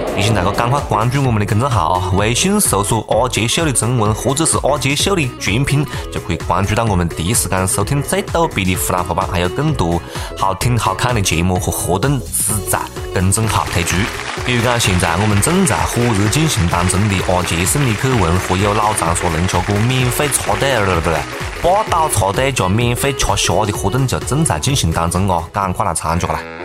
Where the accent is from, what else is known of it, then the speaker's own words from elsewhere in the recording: Changsha, Hunan, China; accent: Changsha dialect; 我们我们长沙话里没得碰瓷这个这个讲法